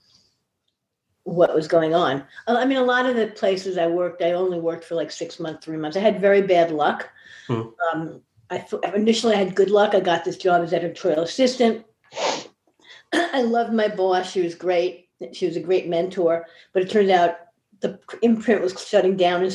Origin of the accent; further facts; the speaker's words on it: Yonkers, New York, United States; also born or lived in Bronx, New York / Albany, New York / Manhattan, New York; We moved to Yonkers when I was 8, and I lived there until I went to college in Albany